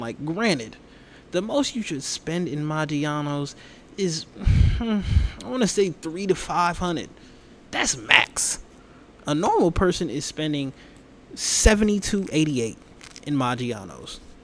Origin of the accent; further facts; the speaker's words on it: Atlanta, Georgia, United States; moved away; my home state of Atlanta